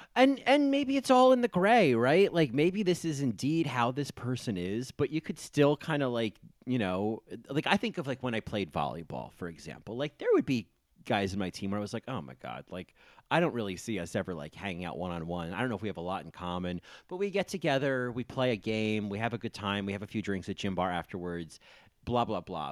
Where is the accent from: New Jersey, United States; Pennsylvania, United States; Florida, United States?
New Jersey, United States; as a kid growing up in New Jersey